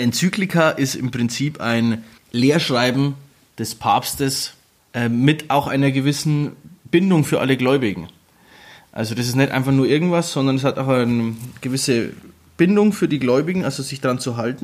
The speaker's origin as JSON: {"language": "German", "country": "Germany", "said": "wir sind Deutsche"}